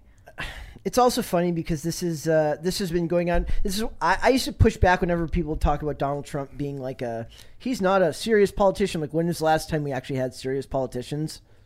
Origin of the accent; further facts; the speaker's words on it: Minnesota, United States; I'm from Minnesota, so I was there during, uh, the George Floyd riots